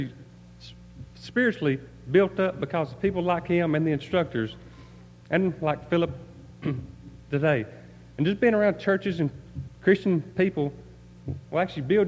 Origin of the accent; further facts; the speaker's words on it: Cordova, Alabama, United States; I'm from Cordova, Alabama